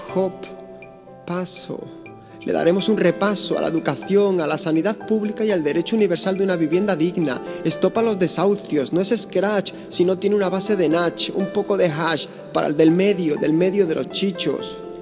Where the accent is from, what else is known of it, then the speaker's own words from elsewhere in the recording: Spain; moved away as an adult; Nos educaron como españoles de primera